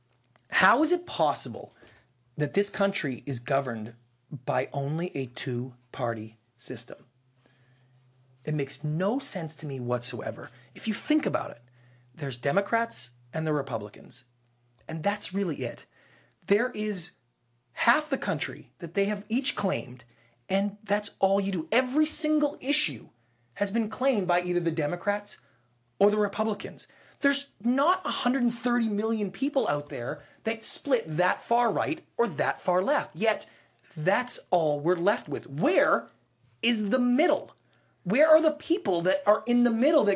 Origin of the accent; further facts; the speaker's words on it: Canada; moved away as an adult; now in United States; I am Canadian, so I am not an American citizen. I'm an immigrant to this country. I came here 12 years ago.